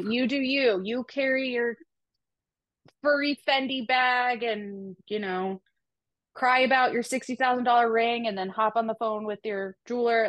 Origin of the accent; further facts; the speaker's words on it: Boston, Massachusetts, United States; one Boston girl to another